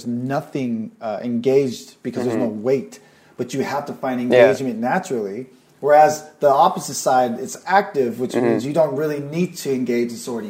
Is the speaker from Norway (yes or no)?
yes; Norway; now in California, United States; I came from Norway to California here.